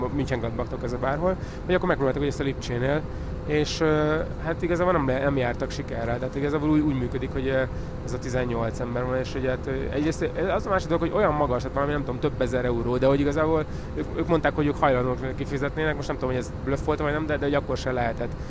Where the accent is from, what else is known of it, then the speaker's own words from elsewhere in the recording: Hungary; magyar, magyarként, vagy ugye magyarországi háttérrel